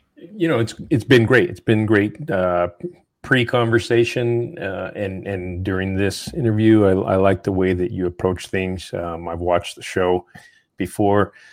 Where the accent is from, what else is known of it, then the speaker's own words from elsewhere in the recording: New Mexico, United States; moved away; I'm, I'm from New Mexico, I go back there often, I have a house there